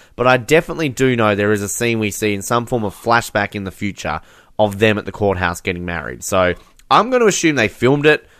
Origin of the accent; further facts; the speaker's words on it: Australia; I'm Australian